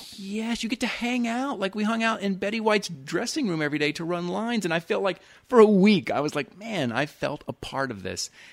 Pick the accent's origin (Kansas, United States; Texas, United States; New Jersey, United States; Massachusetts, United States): Texas, United States; Houston; moved away as an adult; also born or lived in Dallas; now in Los Angeles, United States; Houston, born and raised in Houston, lived Dallas